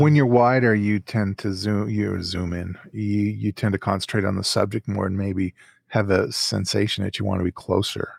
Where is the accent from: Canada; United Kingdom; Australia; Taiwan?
Canada; Calgary, Alberta; in my hometown here.